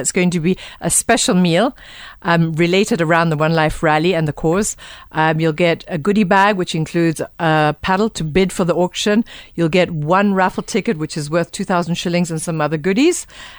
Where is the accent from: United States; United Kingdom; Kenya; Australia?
Kenya; we're proudly Kenyan to host it here in Kenya